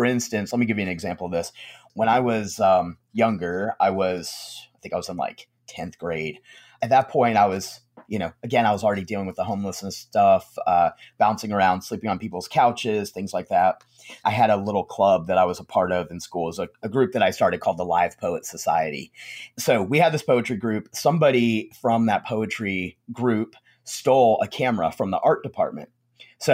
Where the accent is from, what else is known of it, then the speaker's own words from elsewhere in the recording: the South, United States; especially like I live in the South. And so, you know, growing up in the South on and off, I would see that it's a very strange thing